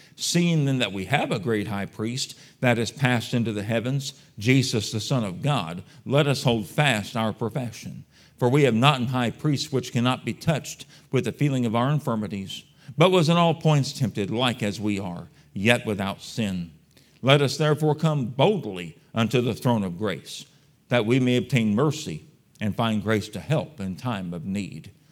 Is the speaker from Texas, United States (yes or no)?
yes; San Antonio, Texas, United States; I was born and raised in San Antonio, Texas